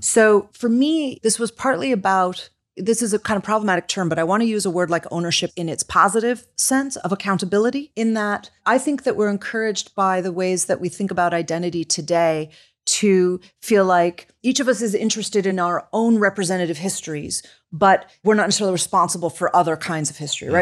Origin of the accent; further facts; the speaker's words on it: Chicago, Illinois, United States; I come from Chicago